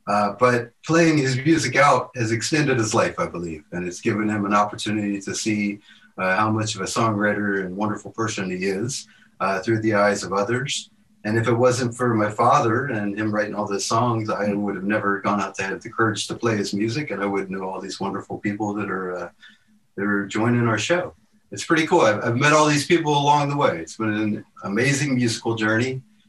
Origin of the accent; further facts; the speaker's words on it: Virginia, United States; moved away; I grew up in Virginia, and Virginia was not known much for like college sports when I grew up.